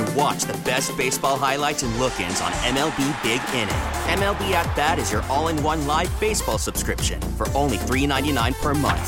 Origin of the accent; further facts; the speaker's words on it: Michigan, United States; I grew up in Michigan